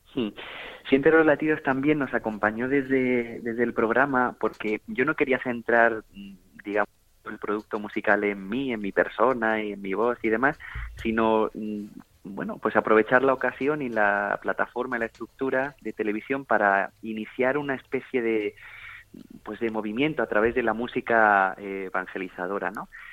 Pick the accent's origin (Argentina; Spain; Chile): Spain; Granada, Andalusia; desde pequeñito he cantado, mi abuela es una cantadora de flamenco, soy de Granada